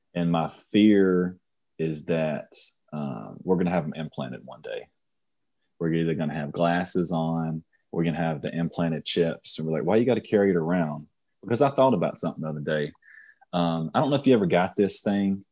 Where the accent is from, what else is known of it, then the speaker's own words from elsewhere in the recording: Union, United States; I grew up in Union, not too much money there